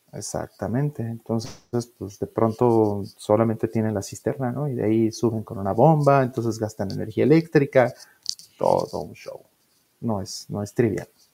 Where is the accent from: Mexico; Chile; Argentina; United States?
Mexico; como los mexicanos